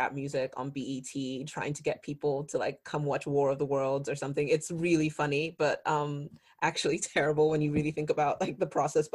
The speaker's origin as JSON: {"language": "English", "country": "Nigeria", "said": "I'm Nigerian"}